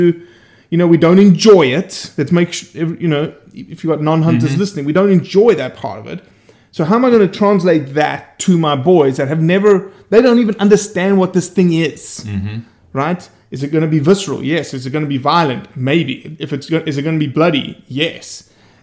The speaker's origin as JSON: {"language": "English", "town": "Johannesburg", "region": "Gauteng", "country": "South Africa", "tie": "born or raised there", "also_born_or_lived": "Brazil / Oxford, Mississippi", "moved": "as an adult", "lives_now": "Bay St. Louis, United States", "said": "I grew up in Johannesburg, 8.5 million people"}